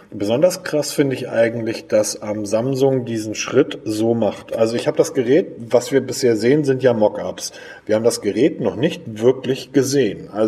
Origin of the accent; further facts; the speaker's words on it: Hamburg, Germany; Ich bin Hamburger, entschuldige bitte.